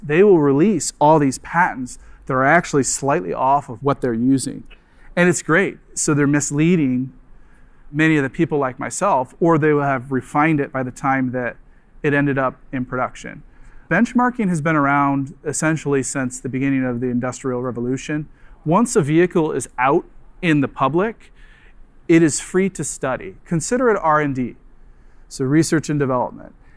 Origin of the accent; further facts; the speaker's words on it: Nebraska, United States; moved away; also born or lived in Michigan; I'm from Nebraska, University of Nebraska